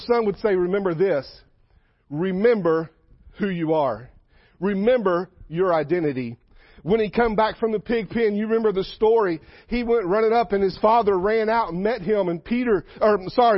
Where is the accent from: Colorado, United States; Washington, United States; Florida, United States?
Florida, United States; South; I grew up in South Florida.